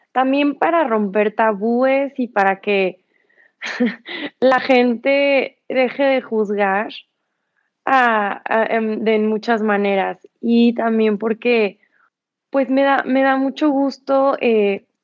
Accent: San Luis Potosí, Mexico; now in Mexico City, Mexico; Eh, tengo 20 años de edad. Soy de San Luis Potosí. Actualmente vivo en Ciudad de México.

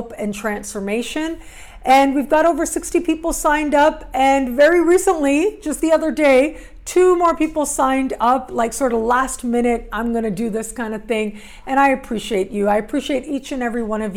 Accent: Toronto, Ontario, Canada; moved away; I'll be back in my hometown for

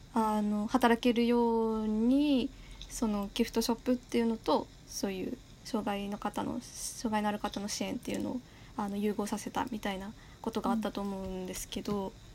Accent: Yamagata, Japan; 私の出身地山形県の方言

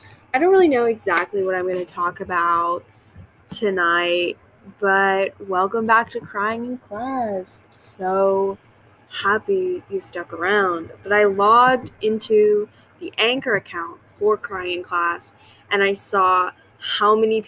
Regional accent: the South, United States; I am from the South

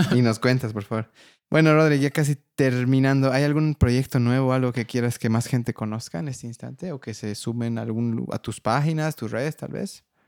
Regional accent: Bolivia; soy de Bolivia

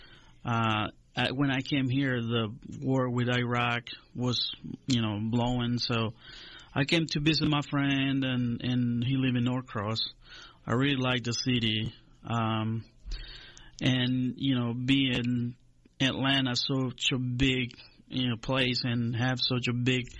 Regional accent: Honduras; moved away as an adult; also born or lived in Griffin, Georgia; now in Fulton County, Georgia, United States; I was born in Honduras, in Central America, in the 70s, late 70s.

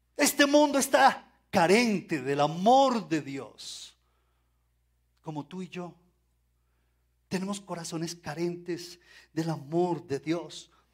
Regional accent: Colombia; como colombianos

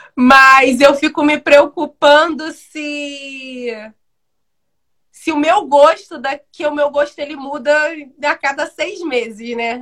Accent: Brazil; eu fui criada, eu moro no Independência desde os sete anos de idade

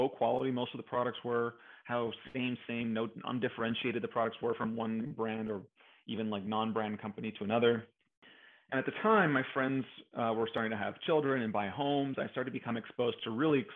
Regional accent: Montreal, Quebec, Canada; So I'm from Canada. I grew up in Montreal

